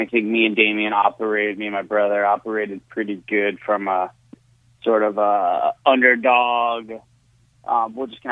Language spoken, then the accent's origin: English; Satellite Beach, Florida, United States; now in Orlando, United States; I was born in Satellite Beach and then actually live in Orlando.